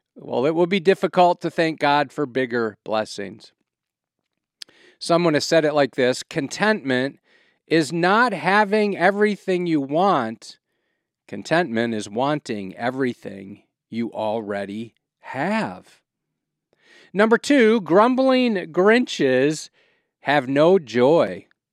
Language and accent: English; Wisconsin, United States; now in Quad Cities, United States; I'm a cheesehead from Wisconsin, I can think of no place I'd rather live than the Quad Cities.